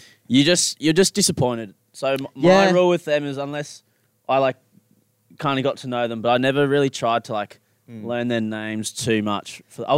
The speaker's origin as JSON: {"language": "English", "country": "Australia", "said": "We're Australian."}